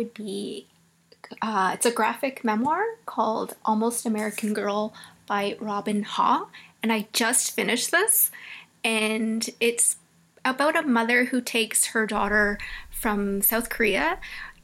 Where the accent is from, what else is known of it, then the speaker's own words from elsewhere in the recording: Toronto, Ontario, Canada; I was born in Toronto